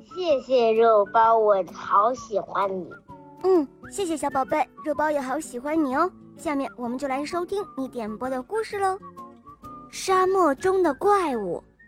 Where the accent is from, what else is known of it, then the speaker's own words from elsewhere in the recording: Beijing, China; 今年我四岁了，我来自北京